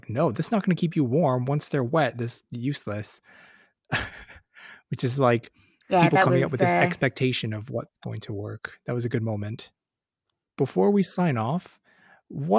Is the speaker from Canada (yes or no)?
yes; Canada; being Canadian